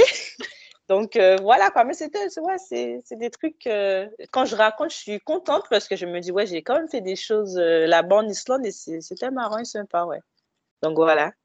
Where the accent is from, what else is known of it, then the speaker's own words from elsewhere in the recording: Guadeloupe; now in Villeneuve-le-Roi, France; je viens de la Guadeloupe